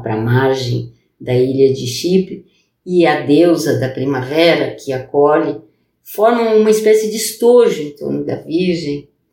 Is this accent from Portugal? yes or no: no; Brazil; first language Portuguese; moved away as an adult; also born or lived in France; eu sou brasileira, né? Para português é minha língua materna